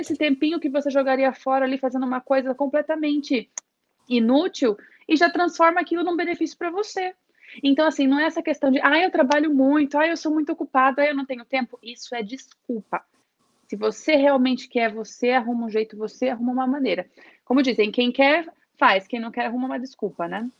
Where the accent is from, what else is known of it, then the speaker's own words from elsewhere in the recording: Registro, São Paulo, Brazil; first language Portuguese; Eu venho de uma cidadezinha do interior de São Paulo. Registro tem menos de 100 mil habitantes